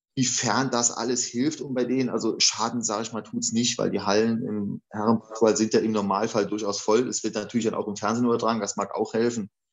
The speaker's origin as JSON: {"language": "German", "area": "a village 10-15 km from Saarlouis", "region": "Saarland", "country": "Germany", "tie": "born or raised there", "also_born_or_lived": "Eifel", "lives_now": "Saarlouis, Germany", "said": "ich bin ja gebürtig, komme ich aus dem Dorf, das ist vielleicht 10, 15 Kilometer von Saloy"}